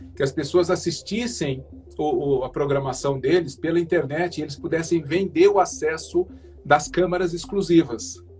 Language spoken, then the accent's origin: Portuguese; Brazil; eu sou brasileiro